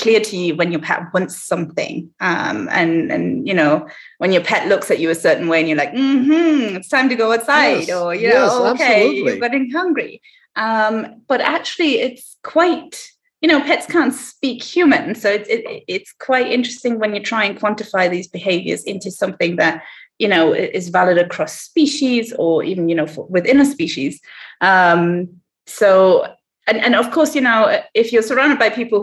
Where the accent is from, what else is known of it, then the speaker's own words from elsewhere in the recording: Heidelberg, Baden-Württemberg, Germany; moved away as an adult; now in Morogoro, Tanzania; I am originally from Germany. I grew up in Heidelberg, which is a smallish town in the southwest of Germany.